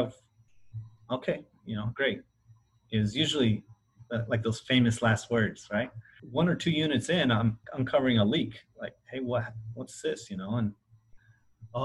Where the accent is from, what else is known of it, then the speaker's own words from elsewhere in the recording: Willcox, Arizona, United States; we grew up in Arizona, Wilcox, Arizona specifically